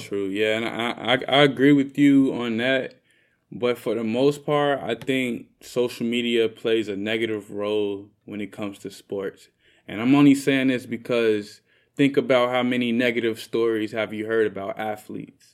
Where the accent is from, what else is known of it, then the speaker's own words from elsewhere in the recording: Chicago, Illinois, United States; I'm from Chicago